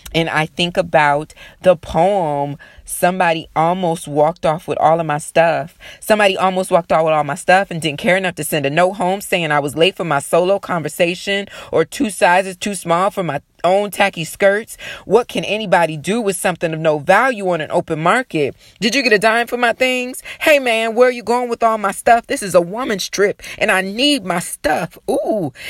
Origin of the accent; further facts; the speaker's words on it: Sandusky, Ohio, United States; I'm from Sandusky, Ohio.